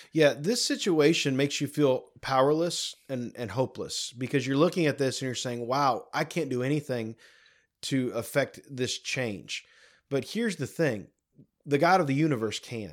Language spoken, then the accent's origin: English; United States; as an American